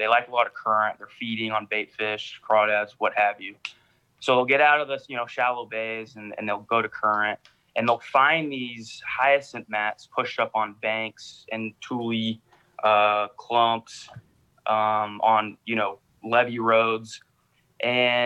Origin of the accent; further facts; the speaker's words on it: Sacramento, California, United States; I'm from the Sacramento area